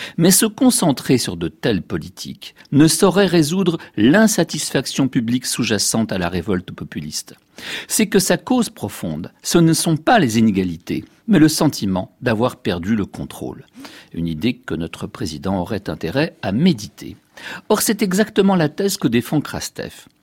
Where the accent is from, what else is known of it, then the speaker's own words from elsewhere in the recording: France; Chez nous, en France